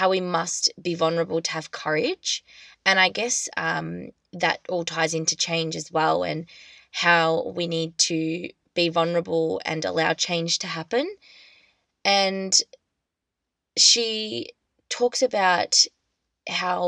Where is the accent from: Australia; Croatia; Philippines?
Australia; I'm just an Australian girl